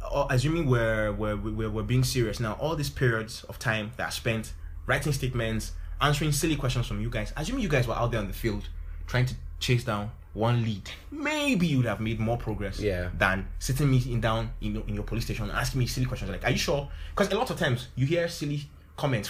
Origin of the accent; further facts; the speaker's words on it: Jos, Plateau, Nigeria; moved away; I grew up in Jos too